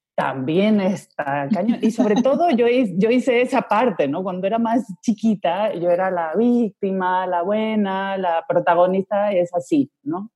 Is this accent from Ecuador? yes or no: yes; Ecuador; moved away as an adult; also born or lived in Spain / Colombia; now in Madrid, Spain; entonces yo viví gran parte de mi infancia en Ecuador